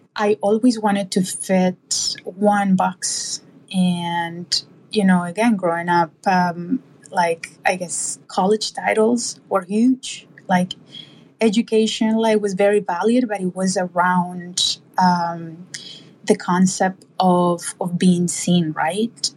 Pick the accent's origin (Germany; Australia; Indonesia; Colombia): Colombia; moved away; I grew up in in Colombia.